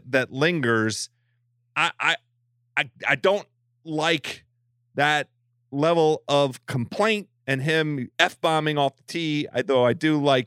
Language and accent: English; Silver Spring, Maryland, United States; I'm from Silver Spring, Maryland